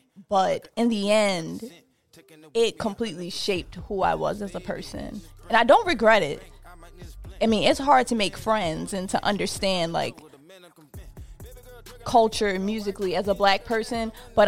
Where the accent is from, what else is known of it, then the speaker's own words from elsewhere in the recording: Baltimore, Maryland, United States; I am from Baltimore, Maryland. I grew up in the county.